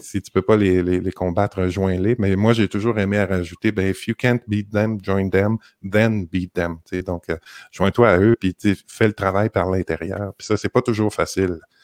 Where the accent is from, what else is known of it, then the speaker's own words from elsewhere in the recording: Montreal, Quebec, Canada; moved away; moi, je suis de Montréal